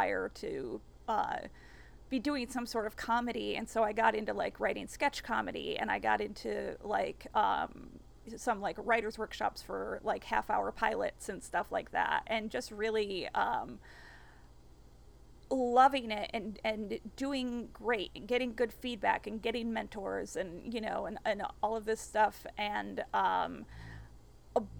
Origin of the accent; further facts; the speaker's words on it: East Coast, United States; also born or lived in Los Angeles; now in New York, United States; I'm from the East Coast